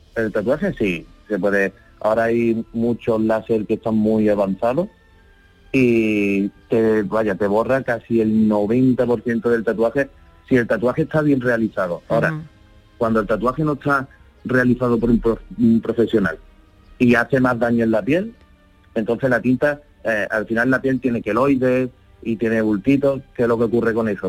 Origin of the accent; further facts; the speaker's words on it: Málaga, Andalusia, Spain; De Málaga.